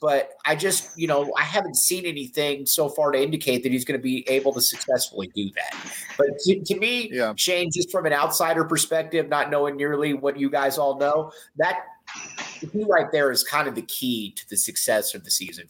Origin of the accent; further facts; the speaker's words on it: Crete, Nebraska, United States; I'm also from Crete, Nebraska.